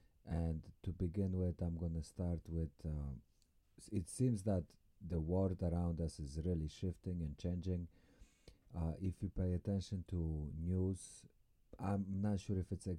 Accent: Poland; Although I might sound Russian, I have no Russian affiliation, I'm from Poland

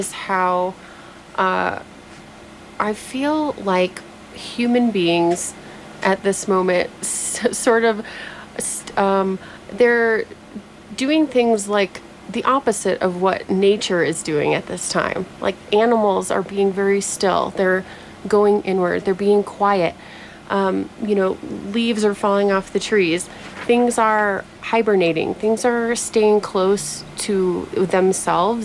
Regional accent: Midwest, United States; moved away; also born or lived in East Coast / California; I grew up in the Midwest and then was on the East Coast

